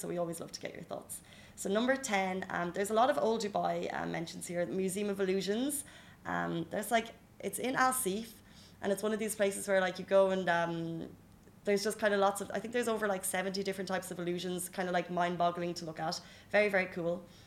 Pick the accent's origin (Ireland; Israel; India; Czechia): Ireland; now in UAE; we're Irish